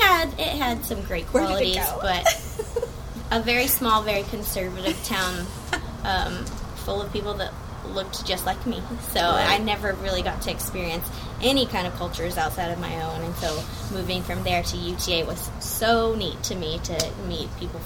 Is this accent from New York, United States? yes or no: no; Iowa Park, Texas, United States; now in Fort Worth, United States; I'm from Iowa Park.